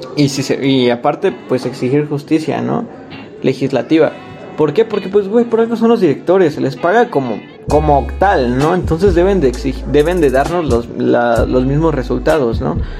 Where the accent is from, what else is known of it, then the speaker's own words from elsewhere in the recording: Mexico; yo como mexicano